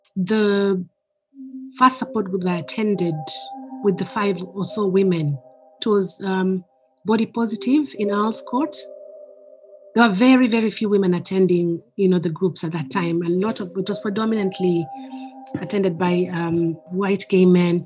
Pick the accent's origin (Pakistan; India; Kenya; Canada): Kenya; now in United Kingdom; I am originally from Kenya, but I've lived in the UK for more than half my life.